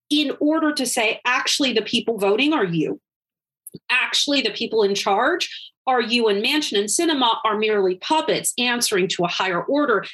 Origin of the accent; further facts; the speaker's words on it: Wisconsin, United States; my home state of Wisconsin